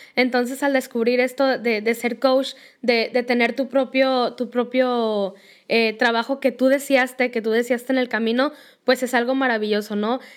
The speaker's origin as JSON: {"language": "Spanish", "country": "Mexico", "said": "aquí en México"}